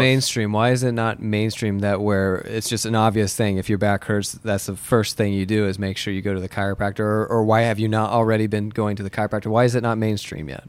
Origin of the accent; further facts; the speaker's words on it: Muncie, Indiana, United States; moved away as an adult; also born or lived in Bloomington, Indiana; I grew up in Muncie